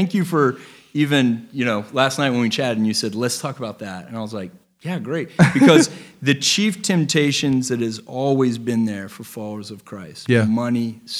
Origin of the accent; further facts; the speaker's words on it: Texas, United States; And I'm from Texas.